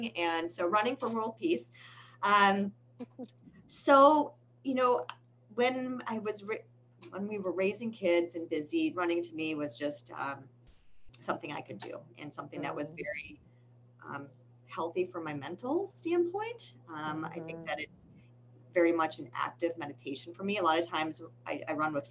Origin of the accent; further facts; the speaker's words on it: Massachusetts, United States; moved away; I'm from Massachusetts originally. And all of my relatives live in the Boston area.